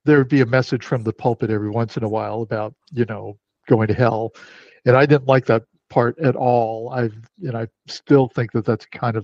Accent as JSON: {"language": "English", "country": "United States", "said": "I'm Chinese American, I'm third generation"}